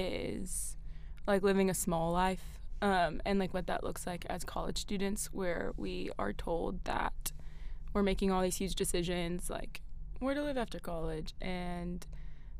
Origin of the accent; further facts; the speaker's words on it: Greenville, South Carolina, United States; now in Clemson, United States; I grew up in Greenville